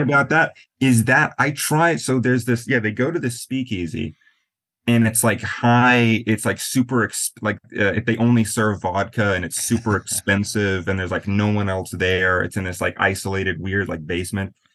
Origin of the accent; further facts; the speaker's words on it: Black Hills, western South Dakota, United States; also born or lived in Florida / New Orleans / Maine; now in New York, United States; I grew up in a really really small town in western South Dakota in the Black Hills.